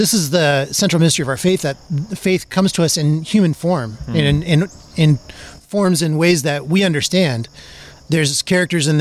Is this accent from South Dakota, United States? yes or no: yes; South Dakota, United States; now in Indiana, United States; It's my home state.